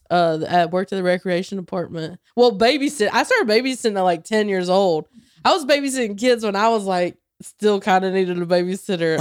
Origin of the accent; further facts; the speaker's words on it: near Charlotte, North Carolina, United States; moved away; in Charlotte, uh, twenty minutes from my hometown